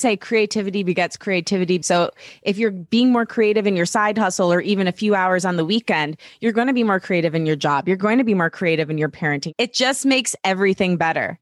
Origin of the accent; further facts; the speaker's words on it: Detroit, Michigan, United States; I grew up in Metro Detroit, so we're both Midwestern girls